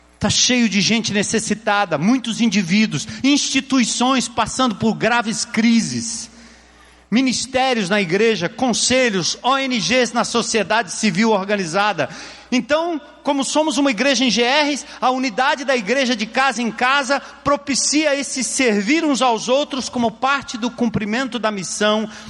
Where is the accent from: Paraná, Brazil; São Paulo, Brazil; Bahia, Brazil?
São Paulo, Brazil; eu nasci ali, no bairro de Tucuruvi, num bairro distante, rua de terra, casinha pequena, simples